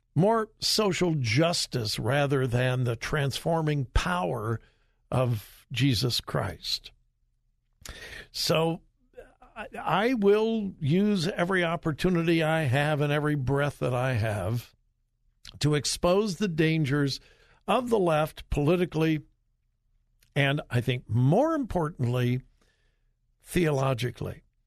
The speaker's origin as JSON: {"language": "English", "region": "Southern California", "country": "United States", "tie": "born or raised there", "also_born_or_lived": "Compton", "said": "I grew up in Southern California."}